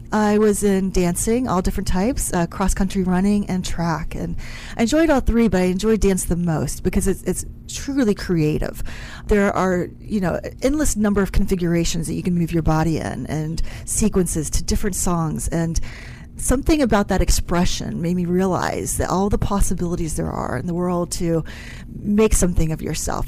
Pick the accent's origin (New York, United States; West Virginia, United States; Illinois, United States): West Virginia, United States; moved away; I'm originally from West Virginia, so over the hills and through the valley in a very small little town